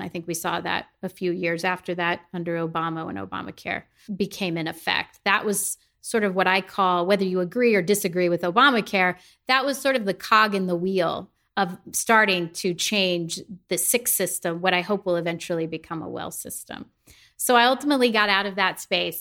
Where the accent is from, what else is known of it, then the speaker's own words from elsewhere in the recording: the Midwest, the Show Me State, Missouri, United States; I'm from the Midwest. I grew up in a small town of 10,000 people